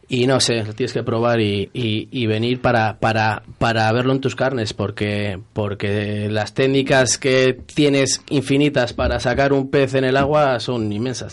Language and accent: Spanish; Valladolid, Castile and León, Spain; soy de Valladolid, aunque mi familia entera es de, es palentina